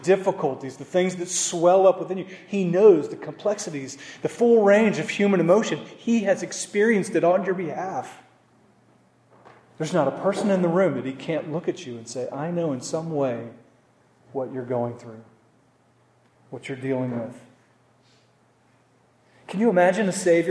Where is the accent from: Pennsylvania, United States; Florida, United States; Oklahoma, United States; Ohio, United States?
Oklahoma, United States; moved away; I'm from Oklahoma